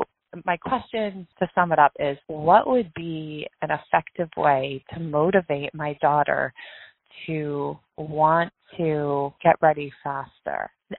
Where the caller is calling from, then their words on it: New Hampshire, United States; I'm calling from New Hampshire.